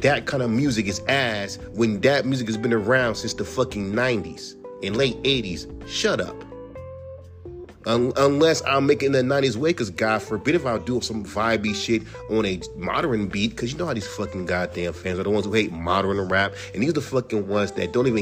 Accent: California, United States; I'm from California

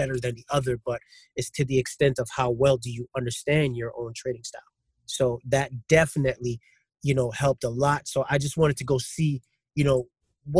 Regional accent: New York City, New York, United States; also born or lived in Queens, New York; I grew up in Brooklyn, but I just moved to Queens actually not too long ago

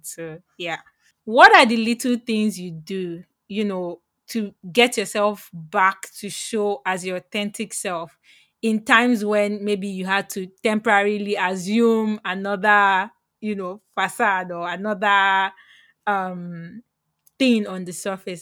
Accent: Lagos, Nigeria; moved away; I'm from Lagos

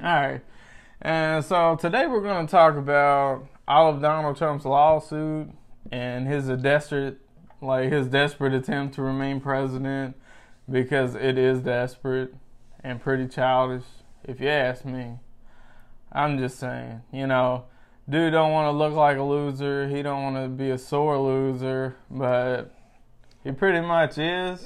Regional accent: United States; as an American

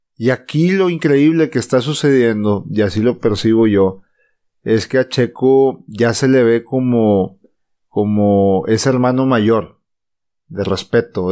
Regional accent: Mexico; somos mexicanos y latinos

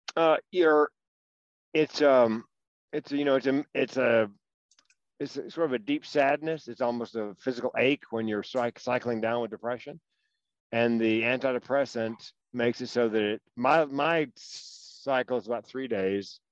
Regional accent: Raleigh, North Carolina, United States; accent: Southern; moved away as an adult; also born or lived in Chapel Hill, North Carolina; now in Eugene, United States; North Carolina, born in Raleigh, went to school in Chapel Hill.

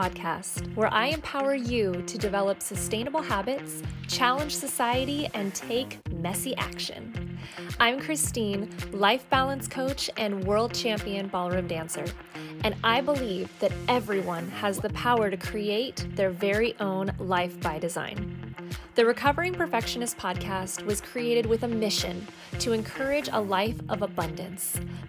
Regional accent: Kansas City, United States; And we grew up together in Kansas City in the United States.

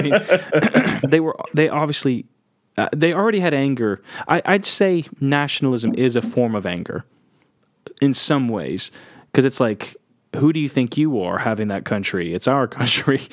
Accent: United States; I'm American

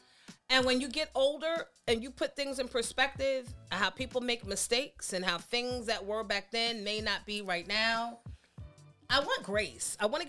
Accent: New York City, New York, United States; I'm from Queens

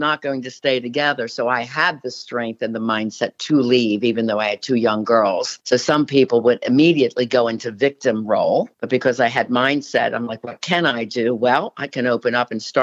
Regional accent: Philadelphia, Pennsylvania, United States; moved away as an adult; also born or lived in Erie; I'm from Philly. So I'm used to the city.

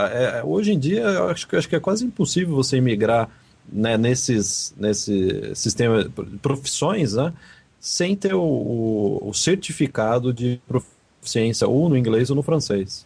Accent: Brazil; moved away as an adult; now in Canada; a gente nasceu no Brasil, óbvio, né? A gente é brasileiro

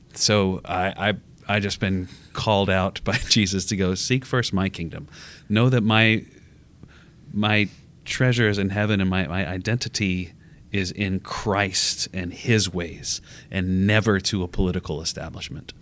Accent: United States; as an American

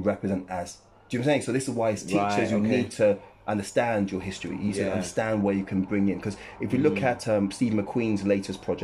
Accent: Ghana; moved away; I'm a Ghanaian

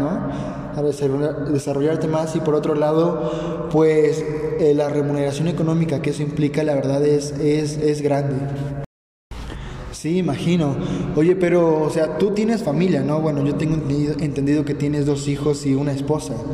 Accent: Mexico; now in United States; bueno, solamente la vez que nos mudamos de México para Estados Unidos, pero no nos hemos mudado ni a otro estado ni nada así.

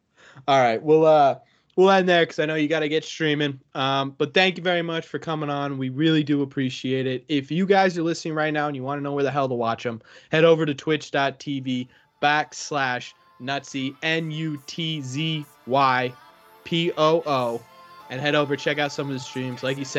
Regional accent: New Hampshire, United States; I'm from New Hampshire, so we got the Fisher Cats.

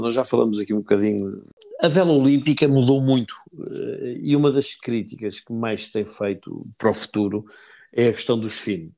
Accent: Portugal; tu, como português, e eu também

